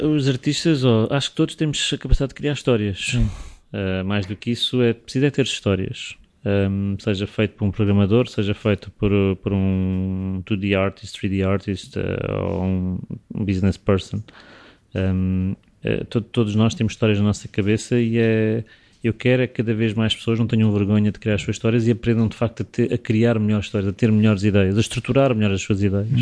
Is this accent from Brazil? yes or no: no; Portugal; como português